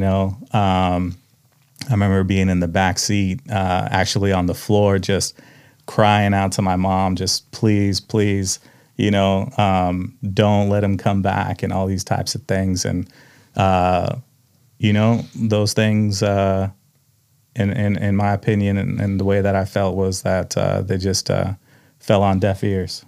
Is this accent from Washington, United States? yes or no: yes; Tulalip, Washington, United States; also born or lived in Mukilteo, Washington; I grew up in Tulalip until about mid-sixth grade